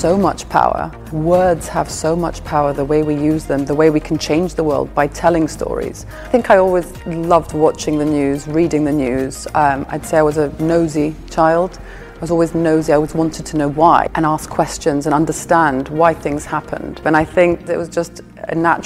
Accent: Limassol, Limassol District, Cyprus; moved away as an adult; also born or lived in London; I grew up in Cyprus, I went to school here

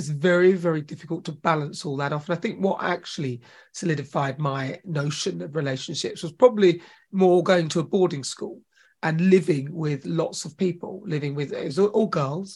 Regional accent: Chelmsford, East of England, United Kingdom; also born or lived in Newcastle / New Jersey; when we moved to Essex, and I grew up in Chelmsford. I went to school in Chelmsford.

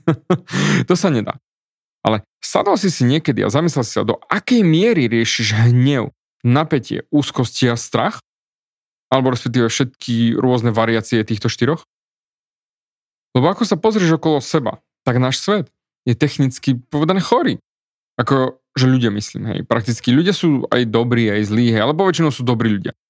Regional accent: Slovakia; also born or lived in Austria; som Slovák

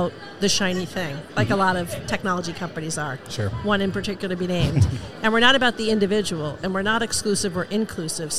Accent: New York, United States; moved away; as a New Yorker to come home to my hometown

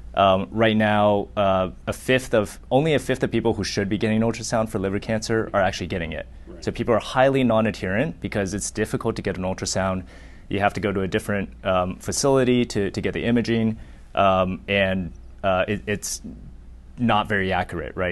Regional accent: Laguna Beach, California, United States; also born or lived in Chandler, Arizona / Boulder, Colorado / Houston, Texas; I was born in Chandler, Arizona. I lived there until I was 10. Uh, we actually moved to Newport Beach

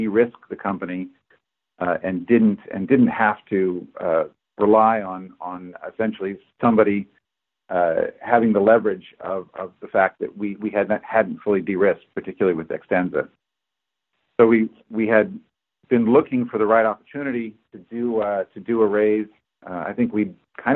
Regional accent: Berkeley, California, United States; moved away as an adult; now in Boston, United States; I'm from Berkeley

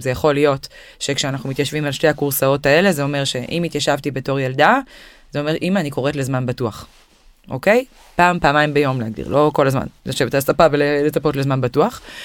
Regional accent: Israel; אנחנו ישראלים

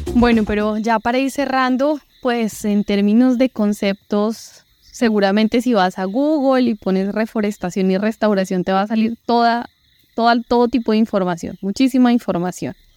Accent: Bogotá, Colombia; moved away as an adult; now in Florencia, Colombia; como buena rola acostumbrada a los paseos en la sabana de Bogotá

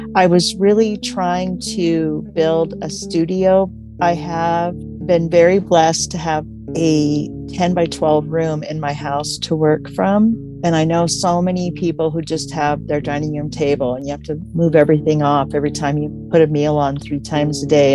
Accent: Missoula, Montana, United States; moved away as an adult; now in Crow Country, Montana, United States; I grew up in the Missoula area, which is in the western part of our state, but I've been here in Crow Country for 30 years.

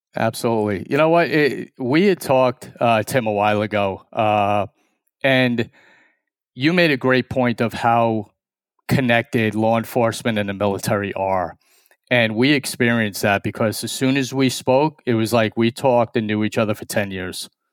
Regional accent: New York, United States; we're two strangers from New York

